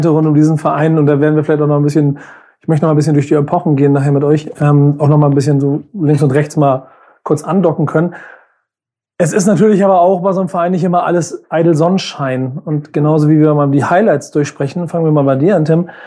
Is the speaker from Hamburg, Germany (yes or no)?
yes; Hamburg, Germany; ich bin Hamburger.